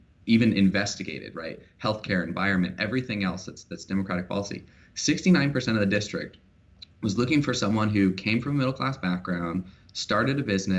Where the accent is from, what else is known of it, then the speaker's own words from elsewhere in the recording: Vancouver, Washington, United States; So I grew up in Vancouver, Washington. You know, I was born and raised here in Washington